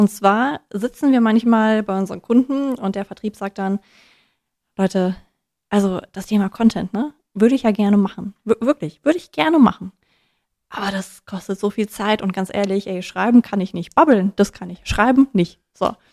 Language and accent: German; Hesse, Germany; Außerdem bin ich ja auch Hessin.